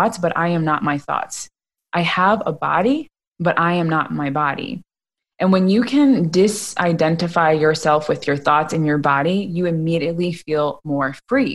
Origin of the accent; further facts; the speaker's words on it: United States; I grew up in America